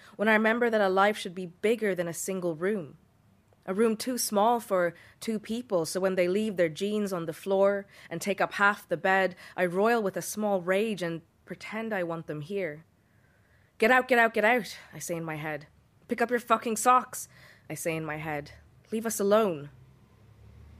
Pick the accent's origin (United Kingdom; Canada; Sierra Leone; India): India; now in Dublin, Ireland; I'm a writer from India living in Dublin.